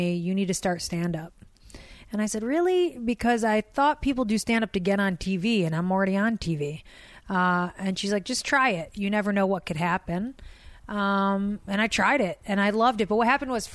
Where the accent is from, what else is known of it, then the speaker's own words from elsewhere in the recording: Detroit, Michigan, United States; I'm Arab from Detroit.